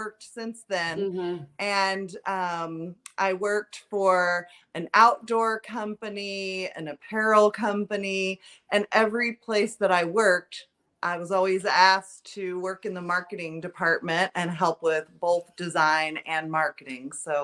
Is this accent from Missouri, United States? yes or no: yes; St. Louis, Missouri, United States; moved away as an adult; now in Southern Illinois, United States; I'm from St. Louis originally